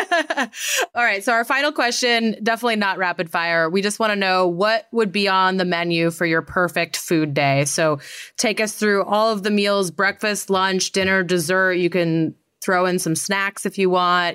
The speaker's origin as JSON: {"language": "English", "town": "Great Falls", "region": "Montana", "country": "United States", "said": "I'm from Great Falls"}